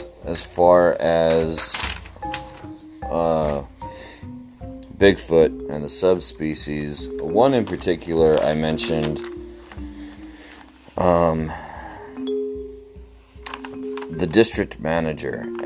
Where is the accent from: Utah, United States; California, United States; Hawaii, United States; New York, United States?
Utah, United States; my hometown here in the great state of Utah